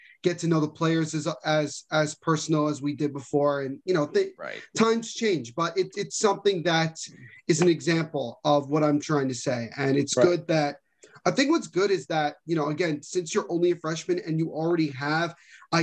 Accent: New Jersey, United States; we're all from the same area

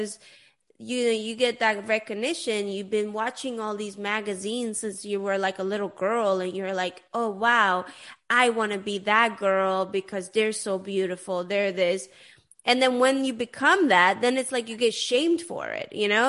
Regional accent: Sweden; moved away; I grew up in Sweden, but I'm Persian originally

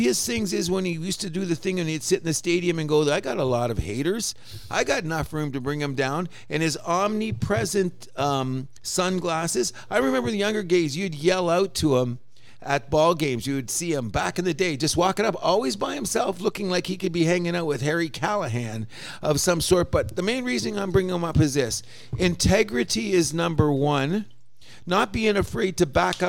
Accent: Windsor, Ontario, Canada; moved away as an adult; now in Toronto, Canada; when I moved to Toronto 40 years ago, it was fortunate that I grew up in South Windsor, so I had Detroit TV all the time

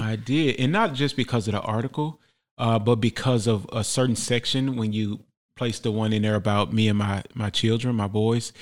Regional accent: Memphis, Tennessee, United States; born and raised in Memphis, Tennessee

